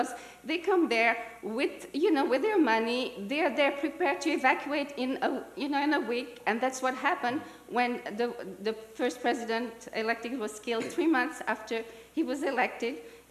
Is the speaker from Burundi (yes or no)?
yes; Burundi; moved away; I was born and raised in Burundi, left Burundi in 94